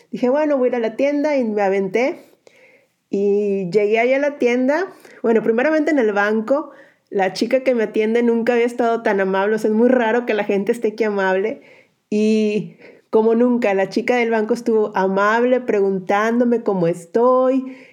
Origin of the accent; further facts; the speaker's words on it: Mexico; moved away as an adult; also born or lived in Monterrey / San Luis / Madrid, Spain; now in Slovakia; cuando fui enviada como misionera, que es cuando salí de México